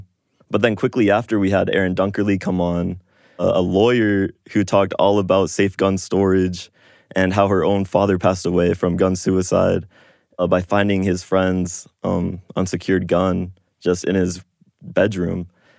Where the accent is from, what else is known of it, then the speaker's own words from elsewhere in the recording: Chicago, Illinois, United States; born there; also born or lived in New York / Southern California / Tokyo, Japan / West Virginia; I was born in Chicago, but I've moved to New York, Southern California, Tokyo, Japan, and a lot of smaller states in the U.S. as well, like West Virginia, Iowa.